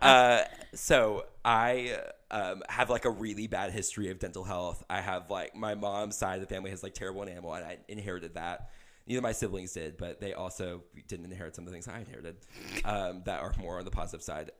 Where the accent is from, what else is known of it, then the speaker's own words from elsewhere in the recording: Kansas City, Missouri, United States; also born or lived in Nashville; I drive back up to Kansas City where I'm from